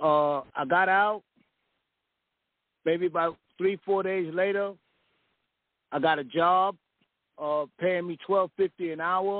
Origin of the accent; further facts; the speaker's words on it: New York City, New York, United States; moved away as an adult; now in Texas, United States; I come from New York City